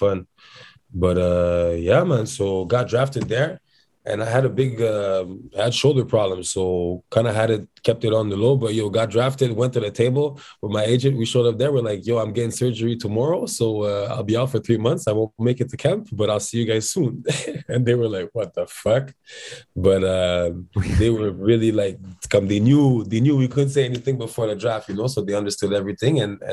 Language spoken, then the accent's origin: English; Montreal, Quebec, Canada; also born or lived in Centre-Sud, Montreal; right now I live in Centre Sud, but I would say I'm from Villeray.